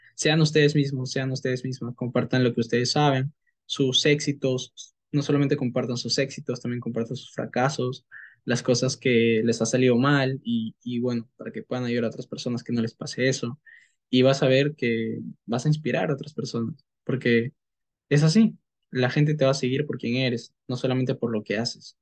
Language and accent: Spanish; Peru; soy de Perú y soy marketer profesional